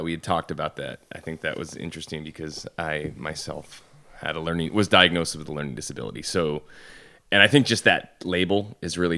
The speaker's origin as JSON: {"language": "English", "town": "Syracuse", "region": "New York", "country": "United States", "tie": "born or raised there", "said": "In Syracuse."}